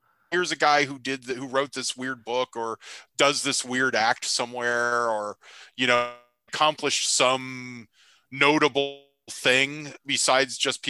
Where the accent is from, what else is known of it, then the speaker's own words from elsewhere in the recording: Redwood City, California, United States; also born or lived in San Francisco / Menlo Park; growing up in Redwood City, you know, it's how I saw New York, you know, when I was a, you know, adolescent.